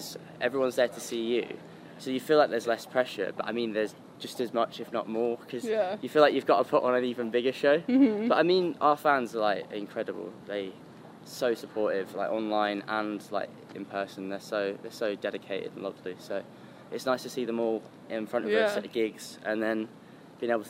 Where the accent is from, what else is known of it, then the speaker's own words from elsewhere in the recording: Blackburn, North West England, United Kingdom; also born or lived in Accrington; I was born in Lancashire, England.